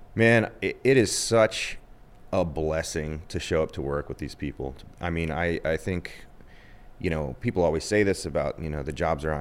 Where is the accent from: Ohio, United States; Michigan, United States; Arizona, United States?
Ohio, United States; moved away as an adult; also born or lived in New York / Los Angeles; I'm from Ohio.